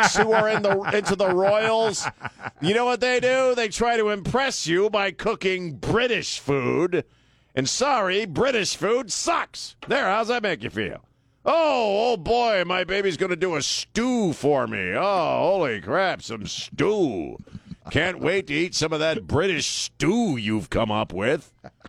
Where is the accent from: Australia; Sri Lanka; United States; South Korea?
United States; now in San Antonio, United States; I grew up on Chesapeake Bay